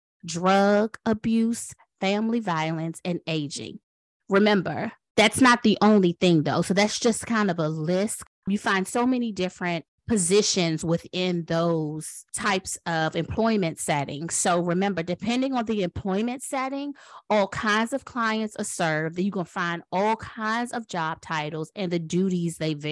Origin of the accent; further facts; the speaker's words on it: Washington, District of Columbia, United States; now in North Carolina, United States; I was born in Washington, D.C.